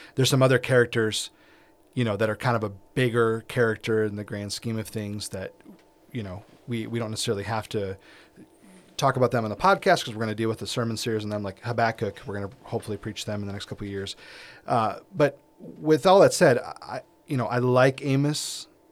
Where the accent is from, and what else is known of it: United States